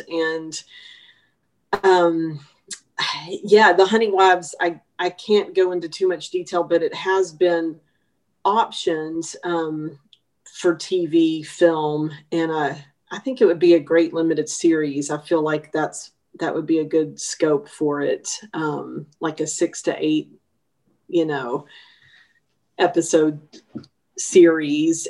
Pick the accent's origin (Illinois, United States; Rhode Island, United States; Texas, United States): Texas, United States; Longview; Longview, my hometown